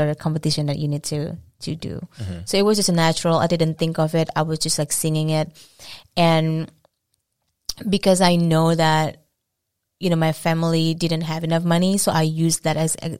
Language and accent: English; Indonesia; English is a second language; moved away as an adult; now in Boston, United States; I'm from Indonesia. It's a beautiful country in Southeast Asia. And I've been living in Boston for 5 years